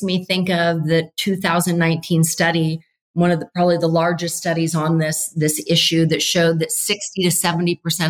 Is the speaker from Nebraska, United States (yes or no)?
yes; Nebraska, United States; I grew up in Nebraska with really severe weather